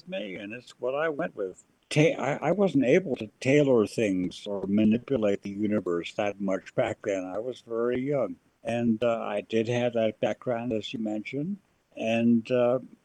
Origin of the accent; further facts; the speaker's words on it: Las Vegas, Nevada, United States; moved away; I grew up in Las Vegas